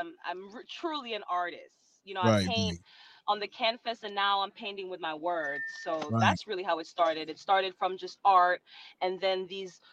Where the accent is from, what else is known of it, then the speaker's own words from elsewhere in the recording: New York, United States; also born or lived in Jamaica; living in New York my whole life